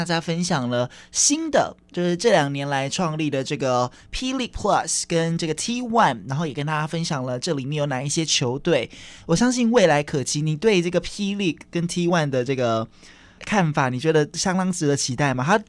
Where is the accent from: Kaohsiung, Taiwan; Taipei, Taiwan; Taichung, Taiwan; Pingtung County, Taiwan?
Kaohsiung, Taiwan; 一心二二胜三多四维，因为我是高雄人。